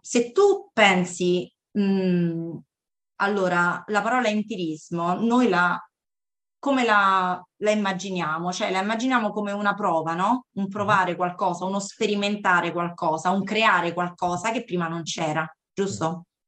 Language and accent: Italian; California, United States; also born or lived in Cassino, Italy; now in Latina, Italy; sono cresciuta, diciamo, sulle spiagge assolate della California